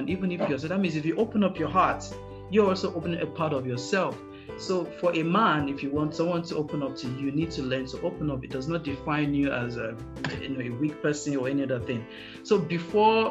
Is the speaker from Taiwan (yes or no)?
no; Nigeria; as a Nigerian